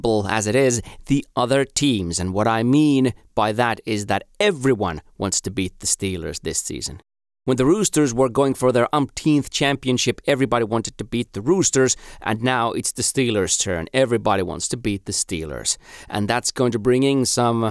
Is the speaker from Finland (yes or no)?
yes; Finland; first language Finnish; English is a second language; my native tongue, Finnish